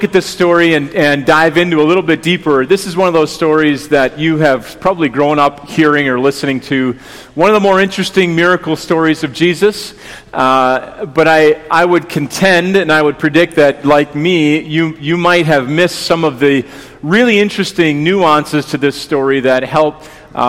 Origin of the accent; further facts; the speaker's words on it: West Bend, Wisconsin, United States; moved away as an adult; also born or lived in Chicago area; now in Pewaukee, United States; I grew up in the West Bend area